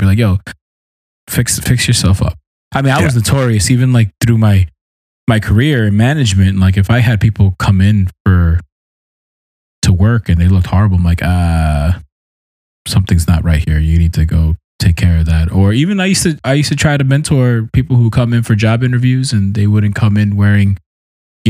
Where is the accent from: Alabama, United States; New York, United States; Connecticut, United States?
New York, United States; New York City; I was from Brooklyn.